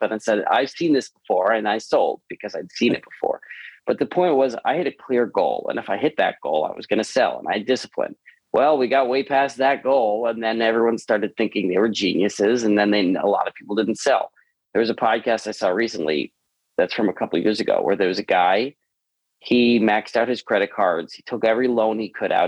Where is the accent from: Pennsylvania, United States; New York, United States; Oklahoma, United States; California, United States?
New York, United States; Long Island; now in Los Angeles, United States; I was born in Long Island in New York